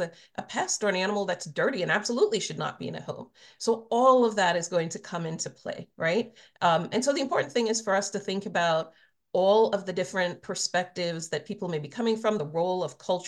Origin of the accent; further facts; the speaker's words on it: Trinidad & Tobago; now in United States; I was born in Trinidad. I grew up in the Caribbean.